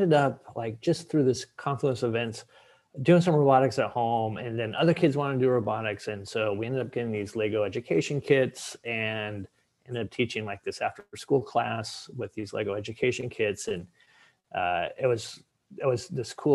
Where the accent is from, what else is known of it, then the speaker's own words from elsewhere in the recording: Seattle, Washington, United States; moved away as an adult; now in Boston, United States; I'm from Seattle originally. You and I are both in Boston now